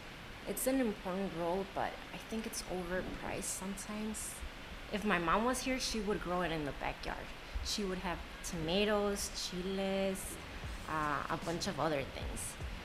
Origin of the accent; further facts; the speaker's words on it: Chicago, Illinois, United States; I was born here in Chicago, but my mother is from Mexico City, and then my father is from Cairo, Egypt. So they're both immigrants to Chicago.